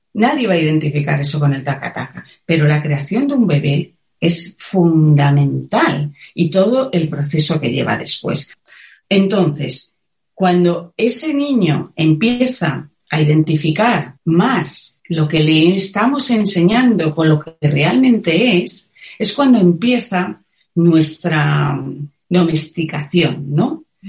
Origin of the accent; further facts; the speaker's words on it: Madrid, Community of Madrid, Spain; moved away as an adult; now in Cuenca, Spain; Yo soy de Madrid, aunque ahora vivo en un pequeño pueblo de Cuenca